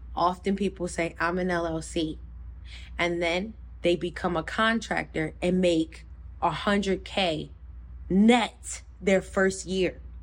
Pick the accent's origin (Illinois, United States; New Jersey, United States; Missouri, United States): New Jersey, United States; I'm from Jersey